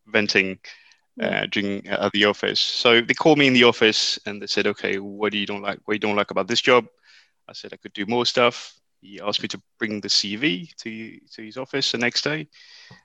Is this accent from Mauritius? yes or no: yes; Mauritius; moved away as an adult; now in United Kingdom; I was brought up in Mauritius. This is where I did my A-levels.